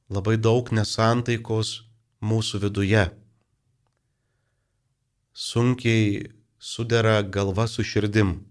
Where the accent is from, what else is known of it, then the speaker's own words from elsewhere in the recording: Lithuania; mes lietuviai kažkaip turim truputį keistą požiūrį į vaistą.